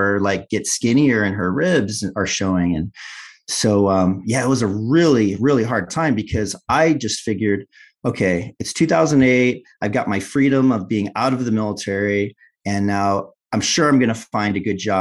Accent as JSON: {"language": "English", "region": "Illinois", "country": "United States", "moved": "as an adult", "said": "left the nest, left Illinois"}